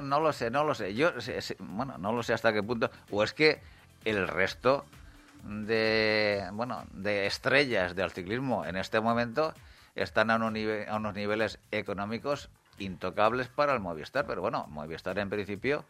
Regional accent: Agramón, Castilla-La Mancha, Spain; Yo soy de Agramón

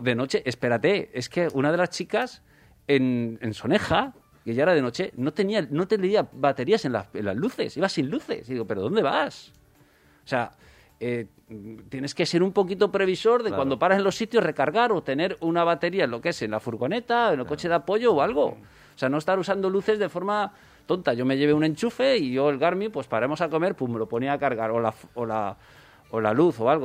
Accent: next to Vallada, Valencian Community, Spain; me dieron un premio en mi pueblo

